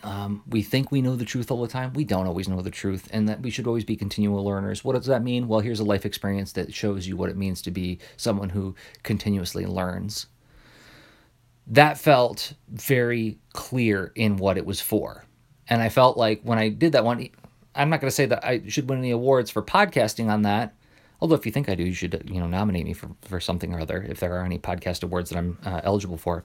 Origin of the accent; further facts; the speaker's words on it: Midwest, United States; I'm a Midwesterner